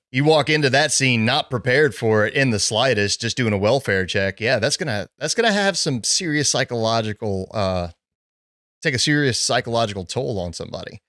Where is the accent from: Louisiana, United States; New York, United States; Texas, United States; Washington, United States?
Louisiana, United States; Southern; I grew up in Southern Louisiana